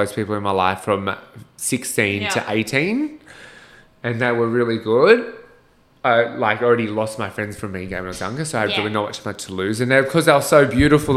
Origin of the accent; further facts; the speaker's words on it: Bomaderry, New South Wales, Australia; I went to Bomaderry High School, which is just Bomaderry